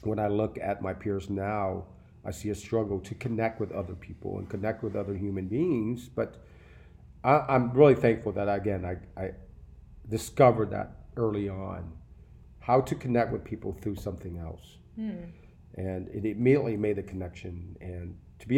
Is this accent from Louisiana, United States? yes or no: yes; New Orleans, Louisiana, United States; I grew up in New Orleans.